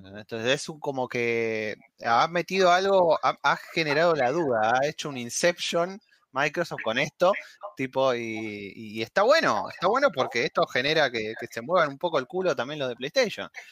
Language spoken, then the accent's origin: Spanish; Argentina